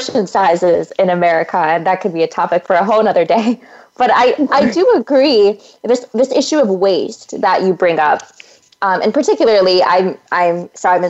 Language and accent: English; Central Valley of California, United States; moved away as an adult; I come from the Central Valley of California, which is just a bounty of wonderful agricultural produce.